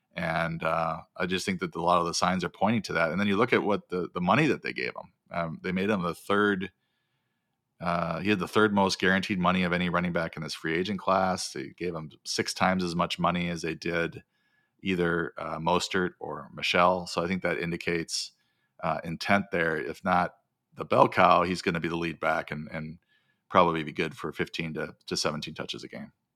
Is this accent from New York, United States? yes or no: no; Wisconsin, United States; now in California, United States; growing up in Wisconsin